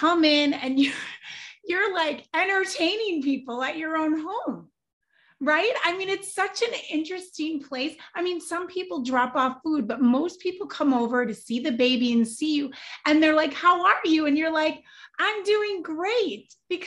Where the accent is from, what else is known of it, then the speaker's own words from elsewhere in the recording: Wisconsin, United States; I'm from Wisconsin